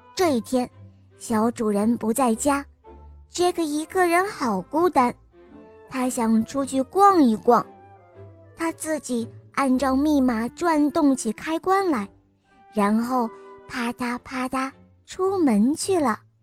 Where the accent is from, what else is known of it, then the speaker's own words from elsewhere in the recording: Suzhou, Jiangsu, China; 我五岁了， 我来自苏州